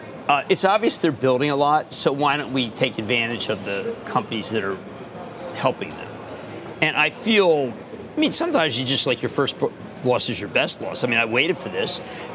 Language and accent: English; Philadelphia, Pennsylvania, United States; moved away; you haven't lived in Philadelphia in 50 years.